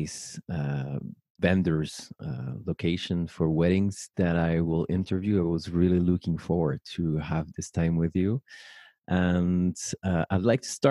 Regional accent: Paris, Île-de-France, France; born or raised there

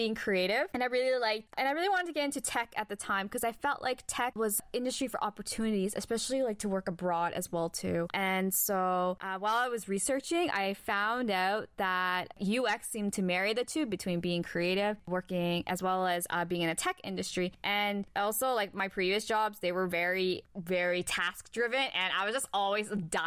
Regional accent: Toronto, Ontario, Canada; I was born and raised in Toronto, Canada.

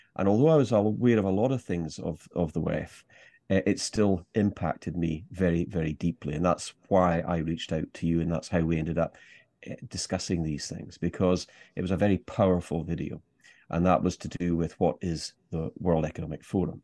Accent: Scottish Highlands, Scotland, United Kingdom; me being Scottish, and particularly a Scottish Highlander

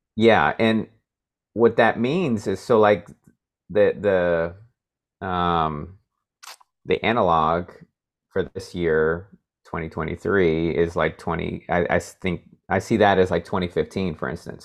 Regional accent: Iowa, United States; also born or lived in Monterey, California; now in Nebraska, United States; I'm originally from Iowa

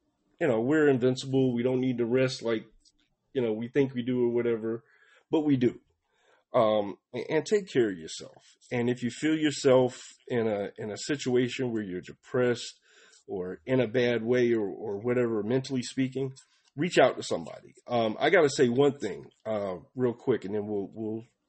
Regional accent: Atlanta, Georgia, United States; also born or lived in Palmetto, Georgia; I moved from Atlanta, Georgia, down to Palmetto, Georgia, when I was 15 or 16.

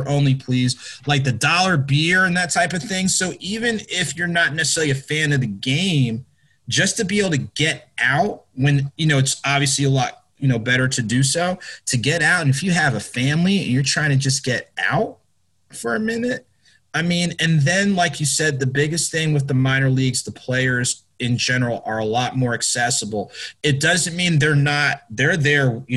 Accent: New Jersey, United States; I grew up in Jersey

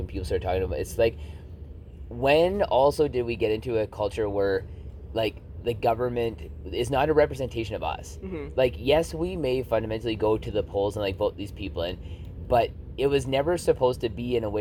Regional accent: Canada; as a Canadian citizen

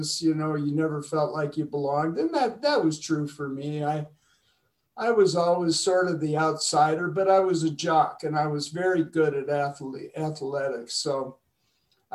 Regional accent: Madison, Wisconsin, United States; I was born in Madison, Wisconsin, way up north

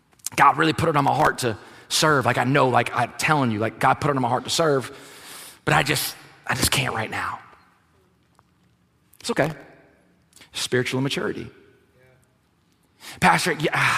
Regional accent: South Louisiana, United States; if you're born and raised in South Louisiana, like, we're a different country here. You travel outside, like, this is a thing. People are like, you're from Louisiana, y'all are different. Yes, we are.

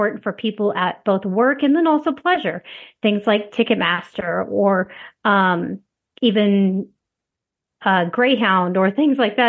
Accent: Chappell, Nebraska, United States; moved away as an adult; also born or lived in Lincoln, Nebraska; I was born in Chapel, Nebraska, which is out in the western part of the state. Born and raised there

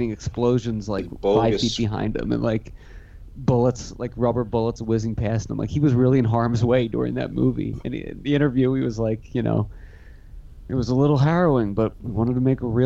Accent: Pennsylvania, United States; the town I grew up in Pennsylvania

